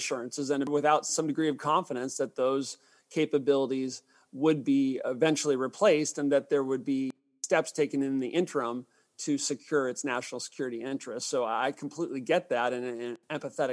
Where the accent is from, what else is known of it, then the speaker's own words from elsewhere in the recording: United States; As an American